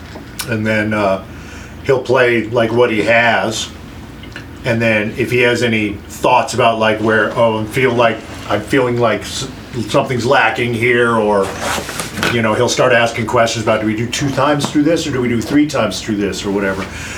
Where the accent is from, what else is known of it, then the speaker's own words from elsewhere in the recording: rural New Mexico, United States; I'm from rural New Mexico, so I listened to a lot of, like, mariachi stuff growing up.